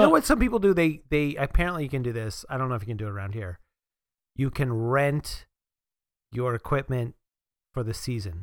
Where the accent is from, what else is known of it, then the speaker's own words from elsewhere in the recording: Northeast, United States; I grew up in the Northeast